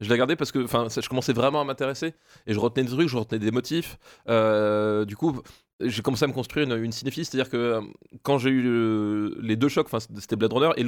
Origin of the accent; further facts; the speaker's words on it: Alsace, Grand Est, France; En Alsace. Moi, je suis alsacien de base. Enfin, alsacien. Je suis né en Alsace en tout cas.